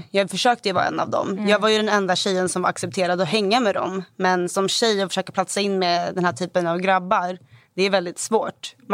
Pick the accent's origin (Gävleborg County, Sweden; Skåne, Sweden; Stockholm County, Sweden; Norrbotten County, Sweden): Stockholm County, Sweden; Stockholm; Vilken jag växte stad? upp i Hagsätra i Stockholm.